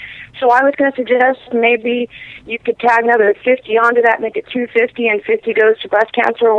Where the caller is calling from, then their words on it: Syracuse, New York, United States; now I'm calling from Syracuse, New York